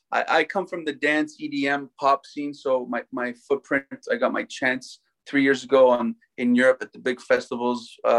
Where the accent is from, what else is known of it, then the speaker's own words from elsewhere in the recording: Toronto, Ontario, Canada; Born and raised in Toronto, like I said, played hockey my whole life